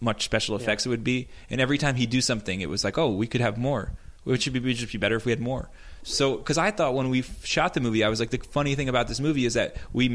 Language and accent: English; New York, United States; at the Planetarium near my hometown